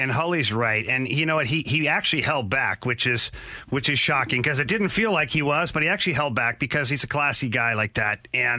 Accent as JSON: {"language": "English", "country": "Canada", "tie": "born or raised there", "moved": "yes", "lives_now": "St. Louis, United States", "said": "as a young kid growing up in Canada"}